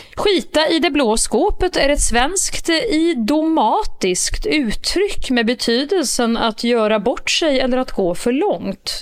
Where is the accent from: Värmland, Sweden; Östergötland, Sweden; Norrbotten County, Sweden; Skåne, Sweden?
Värmland, Sweden; accent: Värmländska; min värmländska variant av pampigt